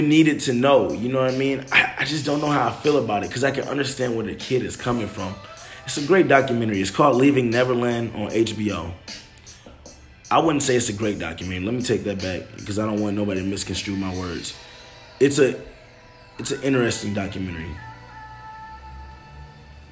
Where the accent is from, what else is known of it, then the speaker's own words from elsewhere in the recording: Detroit, Michigan, United States; I come from Detroit.